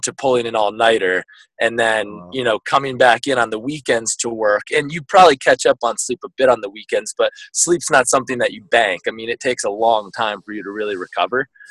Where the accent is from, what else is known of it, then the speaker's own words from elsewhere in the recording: Guilford, Connecticut, United States; also born or lived in Vermont; now in San Francisco, United States; my originally from uh, Vermont, born and uh, raised in Connecticut. So we moved there when I was probably three or four